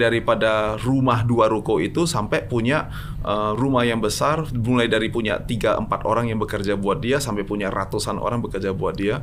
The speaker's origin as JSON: {"language": "Indonesian", "town": "Medan", "region": "North Sumatra", "country": "Indonesia", "also_born_or_lived": "New York", "moved": "yes", "said": "kita datangnya dari Medan, datangnya dari Indonesia"}